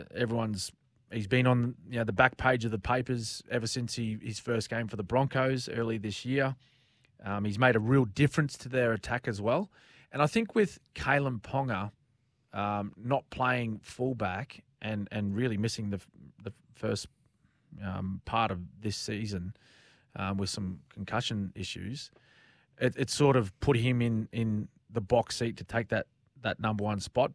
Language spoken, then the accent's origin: English; Queensland, Australia; speaking as a Queenslander